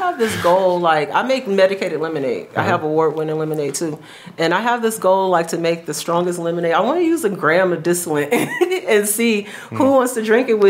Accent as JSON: {"language": "English", "region": "Texas", "country": "United States", "moved": "as an adult", "said": "I'm from Texas."}